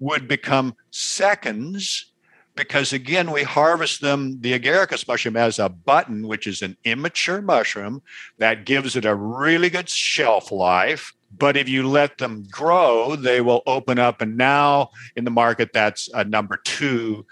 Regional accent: Seattle, Washington, United States; I was raised in the Pacific Northwest in Seattle.

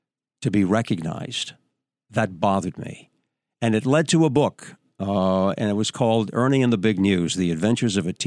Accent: New Hampshire, United States; moved away; also born or lived in New York; I was on radio back in my hometown in New Hampshire

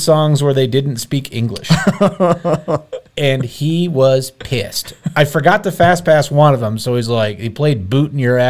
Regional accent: Canada; I'm from Canada. It's a Patriots hat.

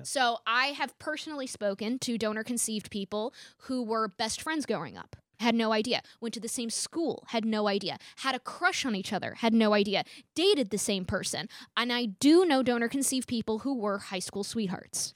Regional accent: Rye, New York, United States; born or raised there

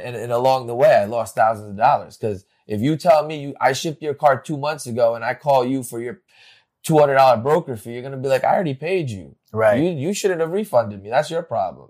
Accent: Bergen County, New Jersey, United States; I grew up in New Jersey. I went uh, in Bergen County, right here

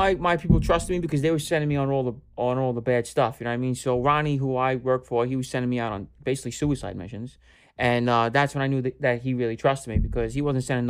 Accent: New York City, New York, United States; a lot of the Hispanic and Black kids I grew up with in East New York and went to school in Brooklyn

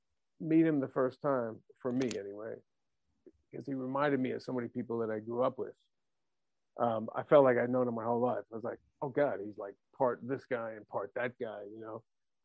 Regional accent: New Jersey, United States; my town where I was growing up in New Jersey.

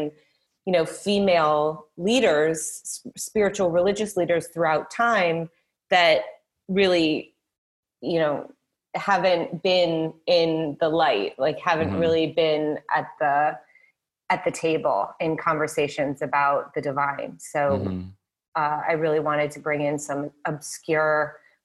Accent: Midwest, United States; I was raised in the Midwest. You know, we're really salt-of-the-earth type people

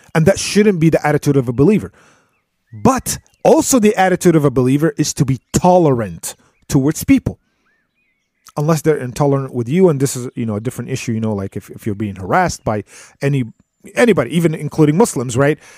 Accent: United States; us Americans here

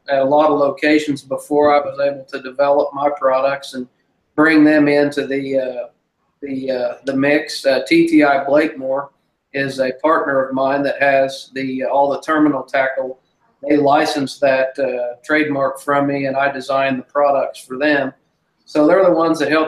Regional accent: Grove, Oklahoma, United States; Well, I'm from Grove, Oklahoma

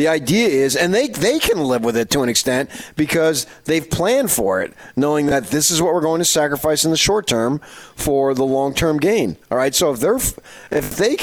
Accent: United States; I'm an American kid. I grew up in an athletic household

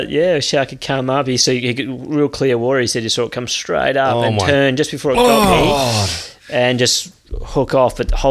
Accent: Perth, Western Australia, Australia; I grew up in Perth, and you know, Perth's not well known for waves

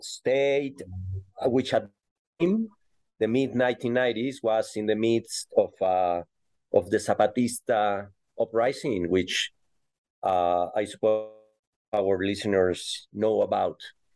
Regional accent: Querétaro, Mexico; also born or lived in Guadalajara; Yeah, well, I was born in Guadalajara, Mexico, and raised in the city of Querétaro.

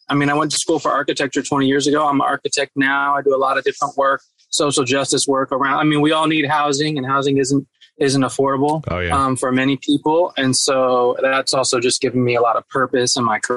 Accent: East Coast, United States; also born or lived in Berkeley, United States; Yeah, I grew up on the East Coast too. My dad's in Rhode Island, and I was on the East Coast. My mom is in is in the Bay Area in Berkeley.

